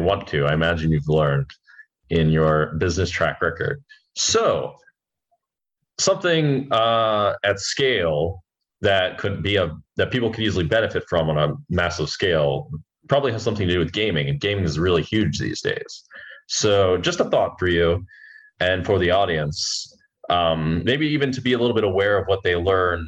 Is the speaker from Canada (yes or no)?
no; United States; I come from America